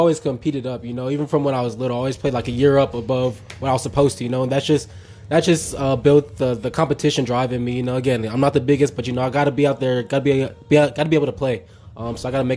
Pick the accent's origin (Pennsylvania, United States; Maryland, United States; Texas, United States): Texas, United States; growing up in Texas, it's really born into you to play football